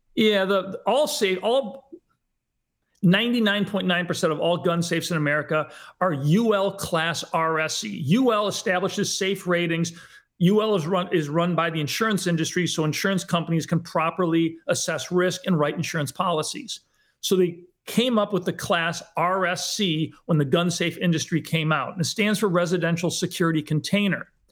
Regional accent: Western New York, United States; moved away; also born or lived in Hollywood; I grew up in Western New York, um, from a, uh, just basic middle class family

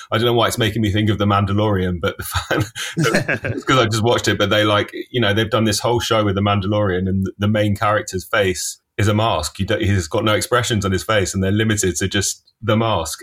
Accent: London, United Kingdom; I grew up in Finchley in North London

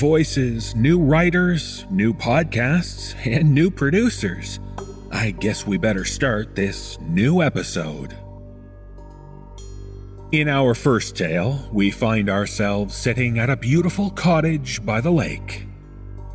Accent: Toronto, Ontario, Canada; my hometown of Toronto

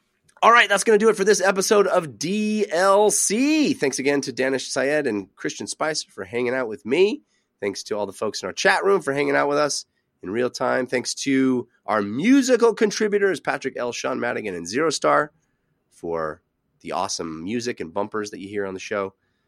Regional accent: Brisbane, Queensland, Australia; which is made in my hometown of Brisbane, Australia.

